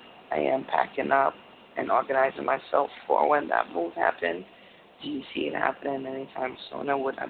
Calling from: Connecticut, United States; I'm calling from Connecticut.

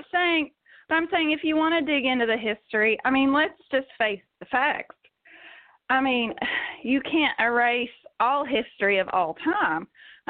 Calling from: Kentucky, United States; I'm calling from Kentucky

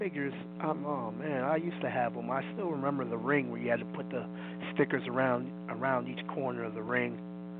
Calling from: Brooklyn, New York, United States; from Brooklyn.

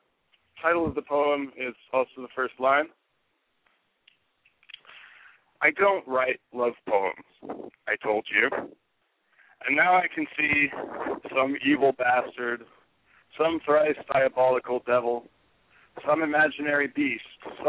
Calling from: Tucson, Arizona, United States; also born or lived in Southern California / San Francisco Bay Area; I'm calling from Tucson, Arizona.

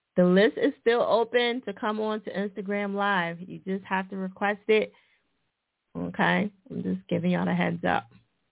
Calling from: Atlanta, Georgia, United States; I'm calling from Atlanta, Georgia. The west side of Atlanta, the real Atlanta

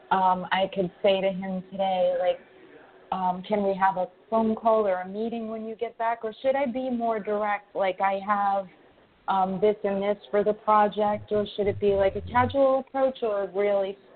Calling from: New York, United States; from New York.

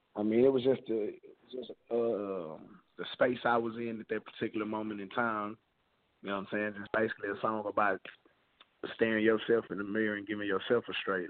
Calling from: Houston, Texas, United States; I'm calling from Ace Town, Houston, Texas, to be exact

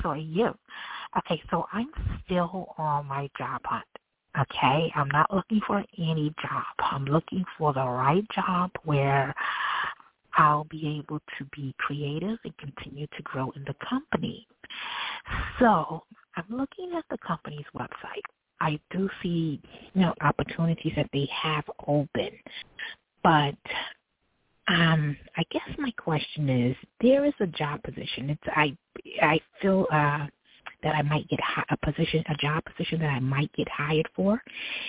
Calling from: New York City, New York, United States; I'm actually calling from New York City.

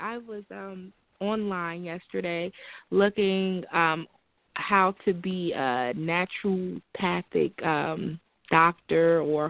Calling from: New Jersey, United States; Tonight, I'm calling from New Jersey.

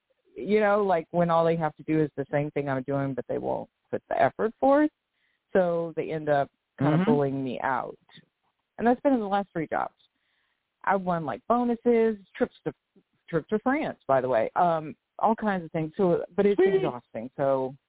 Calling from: Louisiana, United States; Hi, Deborah. Hi. From Louisiana.

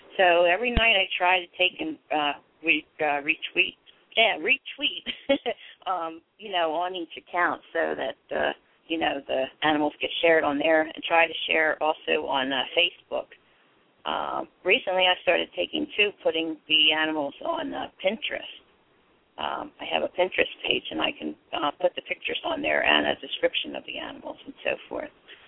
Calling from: Pottstown, Pennsylvania, United States; I'm from Pottstown, Pennsylvania. Not too far from Philly.

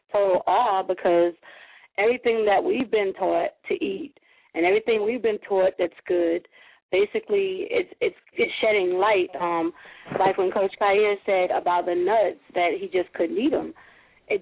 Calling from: South Carolina, United States; I'm calling from South Carolina

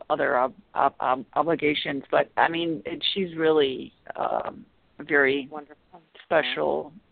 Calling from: Chicago, Illinois, United States; Hi, um, I'm from Chicago.

